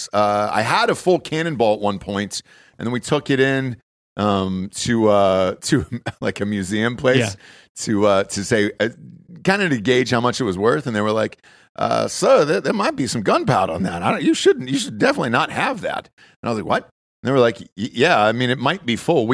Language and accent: English; the South, United States; growing up in the South, you know, my whole life